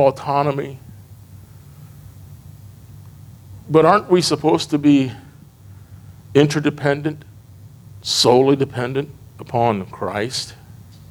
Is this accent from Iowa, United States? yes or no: yes; Iowa, United States; moved away as an adult; I'm from Iowa, but I didn't live on the farm.